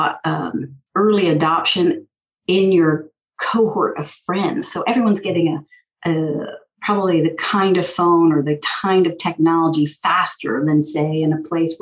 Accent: San Francisco, California, United States; I'm from San Francisco

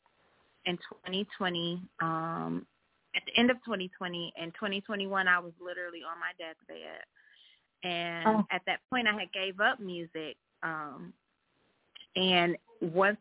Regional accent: Cleveland, Ohio, United States; I'm from Cleveland

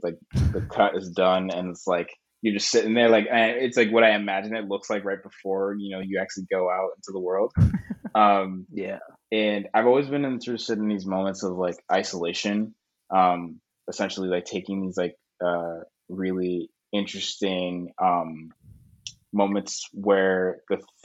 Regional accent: Boston, Massachusetts, United States; also born or lived in Connecticut; now in Brooklyn, United States; I was born in Boston, in America

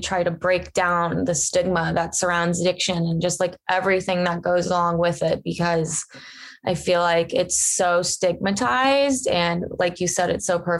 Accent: Cincinnati, Ohio, United States; I grew up in Ohio in a town in Cincinnati.

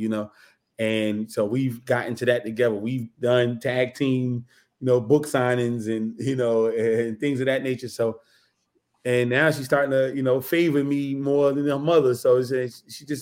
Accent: Newark, New Jersey, United States; I'm born and raised in Newark, New Jersey

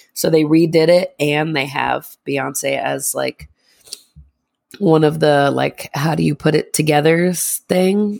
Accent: Northeast, United States; we're from the Northeast

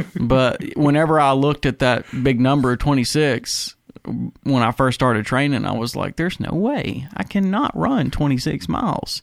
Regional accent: United States; being an American

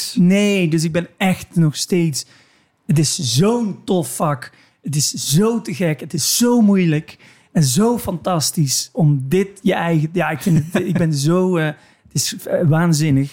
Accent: Limburg, Netherlands; waar ik vandaan kom een beetje. Namelijk een heel klein dorp in, eh, in Limburg.

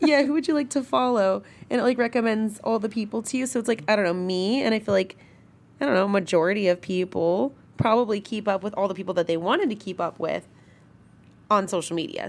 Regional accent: Northern California, United States; I'm from Northern California, born and raised Northern California

